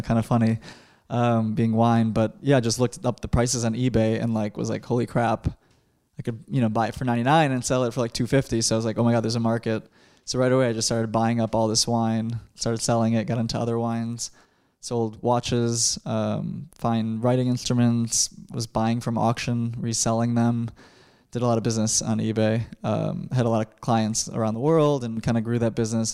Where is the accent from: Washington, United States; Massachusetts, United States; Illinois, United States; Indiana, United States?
Illinois, United States; Chicago; growing up in Chicago